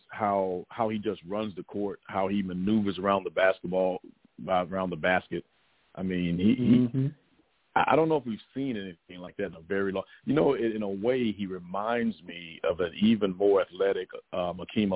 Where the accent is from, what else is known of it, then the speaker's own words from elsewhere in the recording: near Melbourne, Florida, United States; not far from my hometown, USA Pride plays down in the Melbourne area